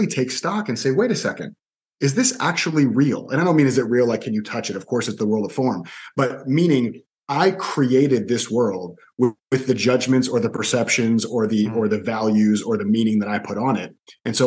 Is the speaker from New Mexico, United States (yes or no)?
no; Orlando, Florida, United States; also born or lived in Miami; I was born in Miami, but I moved to Orlando with my mom when I was two. And I was in Orlando, and not just in Orlando, I was in the same 1 to 2 mile radius for the next 32 years